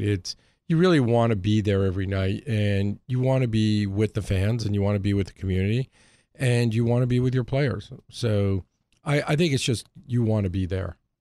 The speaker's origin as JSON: {"language": "English", "town": "Hartford", "region": "Connecticut", "country": "United States", "tie": "born or raised there", "also_born_or_lived": "New York", "moved": "yes", "said": "I grew up in Hartford."}